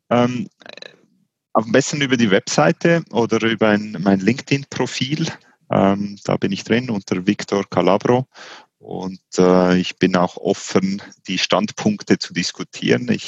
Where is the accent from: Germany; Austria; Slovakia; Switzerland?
Switzerland; Auch als Schweizer heißt man da ungeduldig.